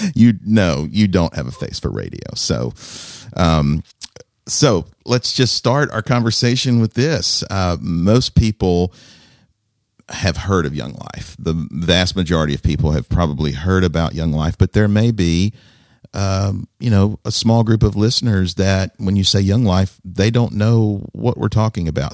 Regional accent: Alabama, United States; where I grew up in Alabama.

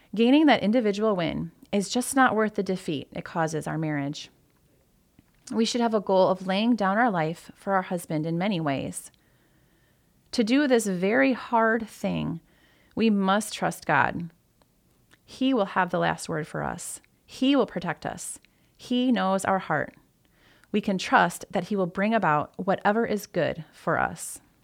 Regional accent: Michigan, United States; moved away as an adult; also born or lived in Maryland / Toledo, Ohio; I grew up in Michigan, so moving to Ohio

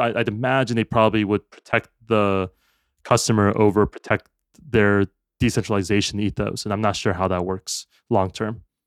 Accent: United States; as an American

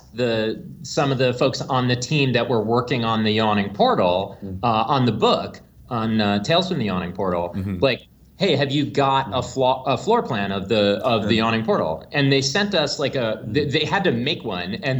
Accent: New York, United States; I'm from New York, and live there still

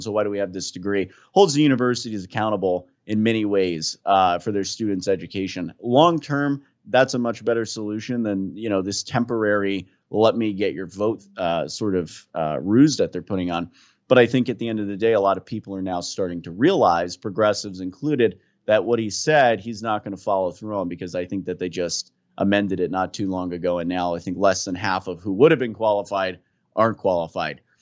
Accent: New Jersey, United States; I'm from Jersey

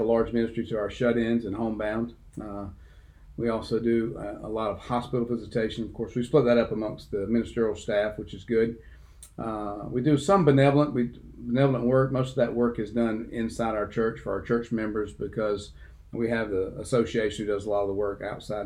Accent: Dothan, Alabama, United States; also born or lived in Abbeville; I grew up in Dothan from third grade on, went to Selma Street Elementary, Young Junior High School, and then Dothan High School

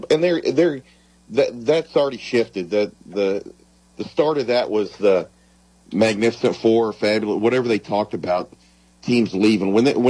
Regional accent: Missouri, United States; even though I'm from Missouri

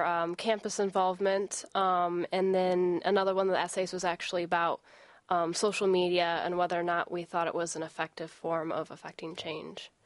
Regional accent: Howell, Michigan, United States; It's my hometown where I was born, raised, and still live there.

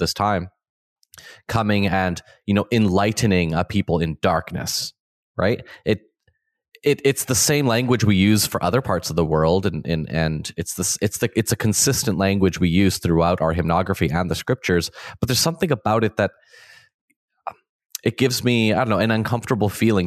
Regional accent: Canada; me growing up in Canada in the twenty-first century

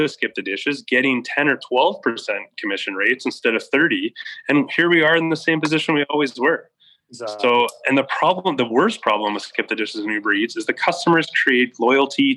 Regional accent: just outside of Montreal, Quebec, Canada; moved away as an adult; also born or lived in Alberta / Switzerland / Edmonton; now in Sherwood Park, Canada; I grew up just outside of Montreal, moved out to Alberta in 99

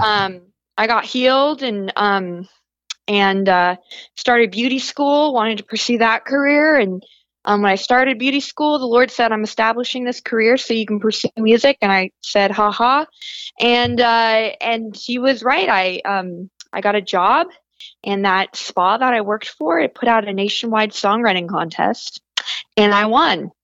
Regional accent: Northern California, United States; I grew up as a pastor's kid in Northern California

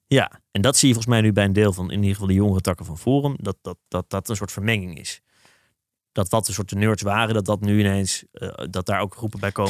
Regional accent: Haarlem, North Holland, Netherlands; ik heb een vriendengroep van- vanuit, eh, Haarlem, waar ik ben opgegroeid

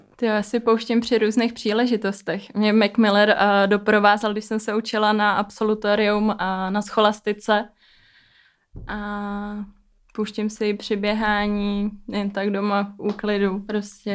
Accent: Stará Paka, Liberec Region, Czechia; A já jsem ze Starý Paky, spod Krkonoší

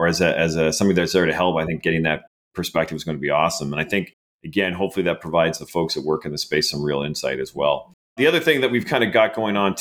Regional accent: Canada; accent: Canadian; my Canadian accent

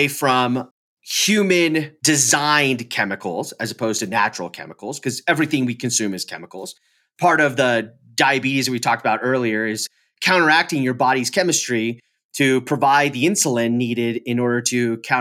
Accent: California, United States; now in Colorado, United States; being in California, growing up in California, and then being in Colorado.

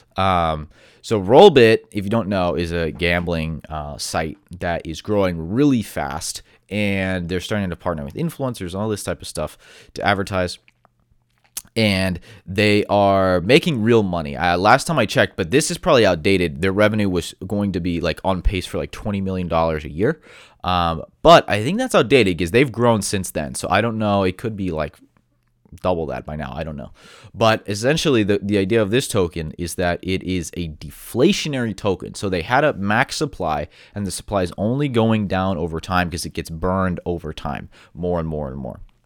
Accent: United States; being an American

